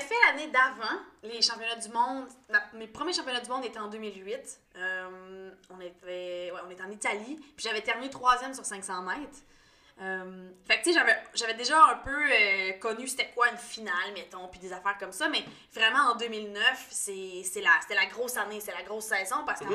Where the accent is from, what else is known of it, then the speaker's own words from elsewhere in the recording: Quebec, Canada; je suis native du Lac-Saint-Jean